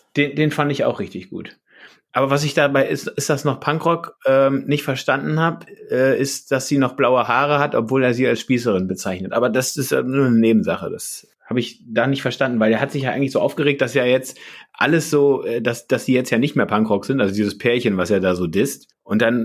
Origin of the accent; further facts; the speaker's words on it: Berlin, Germany; moved away; Also ich bin Reinickendorfer